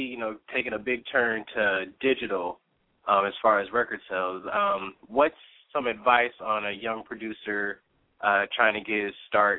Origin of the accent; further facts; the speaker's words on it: Los Angeles, California, United States; I am from Los Angeles, actually.